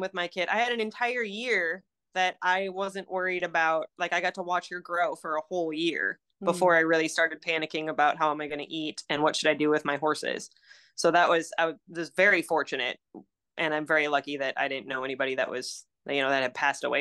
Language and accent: English; Cosmos, Minnesota, United States; moved away as an adult; now in Aiken, United States; when I grew up in Minnesota, it's a super small town called Cosmas. It's right in the middle of the state